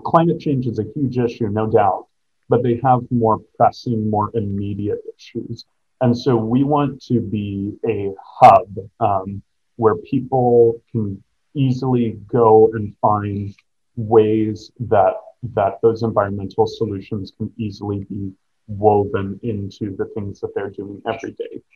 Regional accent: Midwest, United States; moved away as an adult; now in Seattle, United States; I grew up in the Midwest

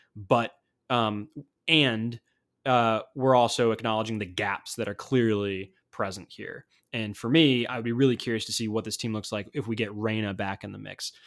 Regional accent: United States; as an American

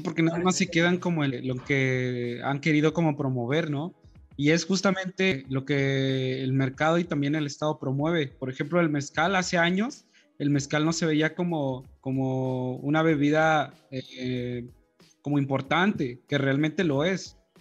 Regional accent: Oaxaca, Mexico; Aquí en mi pueblo

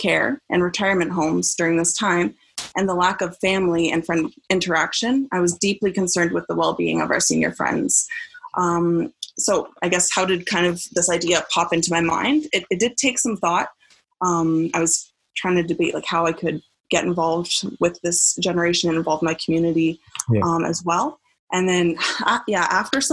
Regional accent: Fort Erie, Ontario, Canada; my hometown of Fort Erie, Ontario

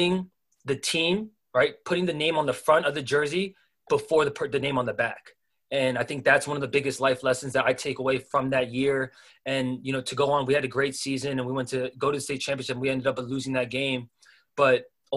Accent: Las Vegas, Nevada, United States; when I grew up, man, in Vegas

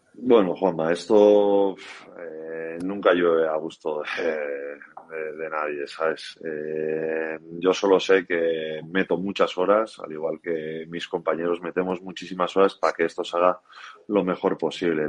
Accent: Pasaia, Basque Country, Spain; mi pueblo, Pasaya

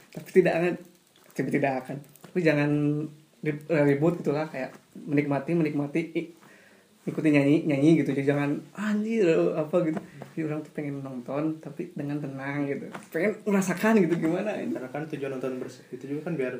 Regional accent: Padang, West Sumatra, Indonesia; gua orang Padang balik-balik jadi main kundang

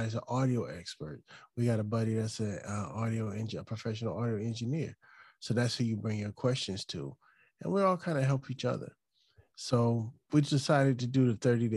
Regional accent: Chesapeake, Virginia, United States; now in Hampton, United States; I actually grew up on a line in Chesapeake, but we were right there. I grew up in a neighborhood called Camelot.

